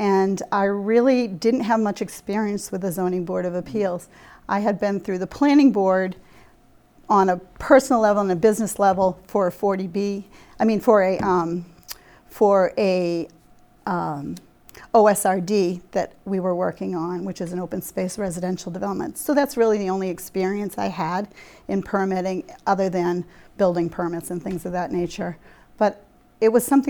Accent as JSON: {"language": "English", "town": "Marshfield", "region": "Massachusetts", "country": "United States", "tie": "born or raised there", "said": "Well, I am from Marshfield. I was born here. My family is from Marshfield"}